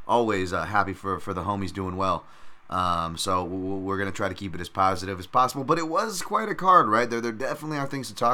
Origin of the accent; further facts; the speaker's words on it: United States; I'm already American